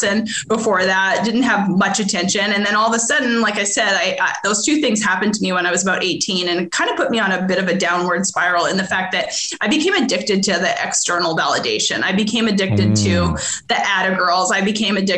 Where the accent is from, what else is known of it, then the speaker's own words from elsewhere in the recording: Edmonton, Alberta, Canada; moved away as an adult; now in Arkansas, United States; I'm originally from Edmonton, Alberta, Canada. I grew up there. I lived there until I was 21.